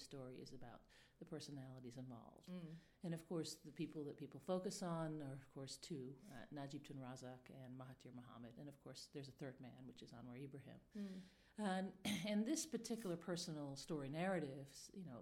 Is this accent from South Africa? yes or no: no; Malaysia; now in Rome, Italy; I'm a specialist on Malaysian politics, where I grew up from the 1980s